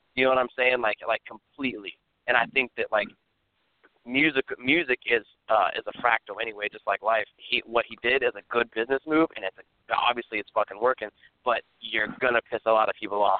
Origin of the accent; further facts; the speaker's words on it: Ohio, United States; moved away; we're from Ohio.